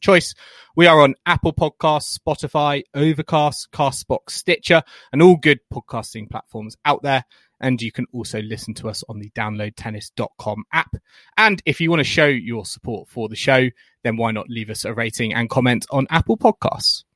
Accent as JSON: {"language": "English", "country": "United Kingdom", "said": "as British fans"}